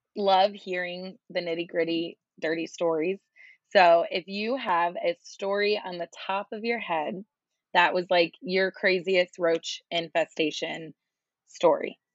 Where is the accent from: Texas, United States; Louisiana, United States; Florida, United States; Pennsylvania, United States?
Florida, United States; also born or lived in New York; I lived in New York for a while, but I was born and raised in Florida